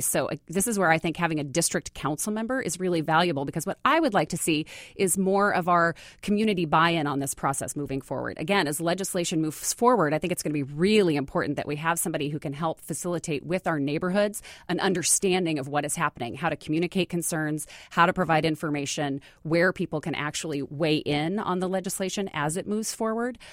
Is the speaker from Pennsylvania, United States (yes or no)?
no; Bellingham, Washington, United States; also born or lived in Austin, Texas; now in Seattle, United States; I grew up in Bellingham, so I grew up in the Northwest